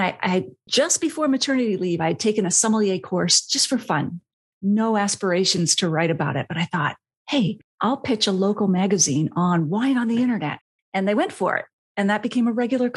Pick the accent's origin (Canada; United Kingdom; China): Canada; I was based in Canada, which is where I'm from